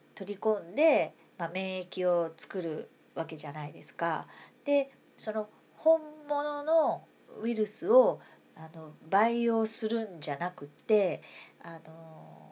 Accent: Kansai, Japan; moved away as an adult; now in Tokyo, Japan; 私は関西の人間だから住民票移してないんだ今母とは暮らしてるけどね一時的に母と今暮らしてるから

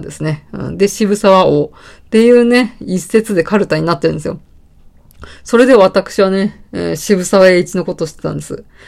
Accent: Saitama, Japan; born or raised there

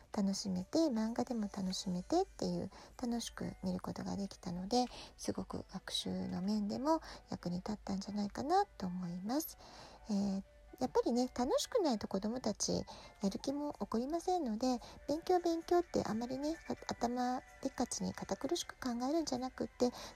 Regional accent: Japan; also born or lived in United States; now in San Diego, United States; 私たちは日本人が両親の家庭なんですけれども、アメリカ生活が随分長いですから

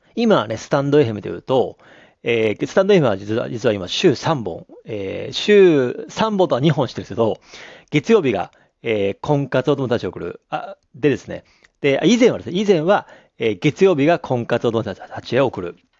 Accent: Abashiri, Hokkaido, Japan; moved away as an adult; also born or lived in Tokyo / Sapporo; 僕は北海道網走市に生まれて、高校まで、えー、ね、網走に行って

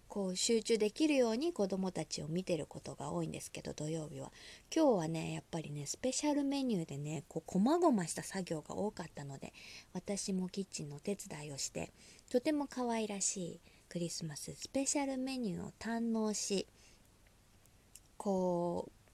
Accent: Osaka, Japan; moved away; 大阪出身でございます

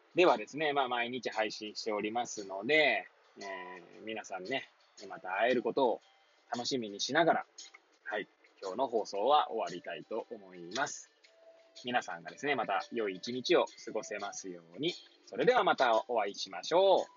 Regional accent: Hachiōji, Tokyo, Japan; moved away as an adult; now in Kamaishi, Japan; 八王子生まれ八王子育ち震災の前の年から釜石で働く

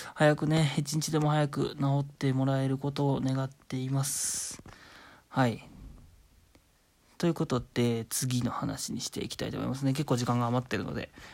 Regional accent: Shizuoka, Japan; moved away; 実家は僕静岡なんですけど

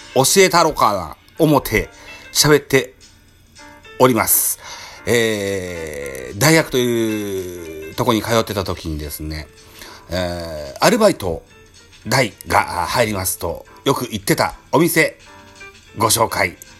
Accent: Shimane, Japan; moved away as an adult; also born or lived in Kyoto, Japan; 僕は島根県生まれの柴根県育ちではありますが、実は大学が京都でしてね

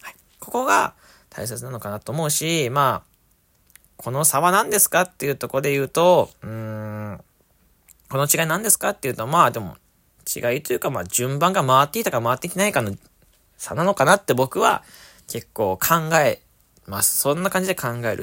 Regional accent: Fukuoka, Japan; moved away; 地元の福岡に戻ってきておりまして

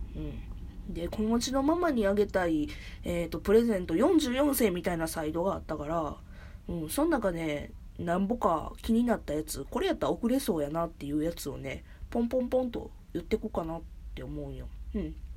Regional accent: Kansai area, Japan; うちは関西周辺なんよ

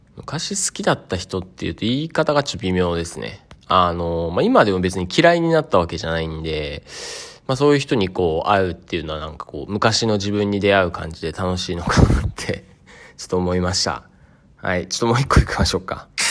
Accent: Sado, Niigata, Japan; 僕の実家の佐渡ヶ島

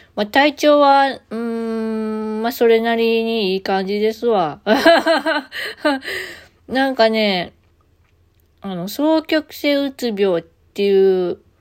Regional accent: Kansai, Japan; accent: Kansai-ben

